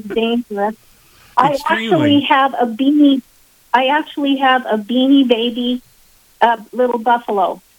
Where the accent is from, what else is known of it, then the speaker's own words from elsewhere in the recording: Wyoming, United States; because I'm a native of Wyoming. I was born in Wyoming, and that's on the state flag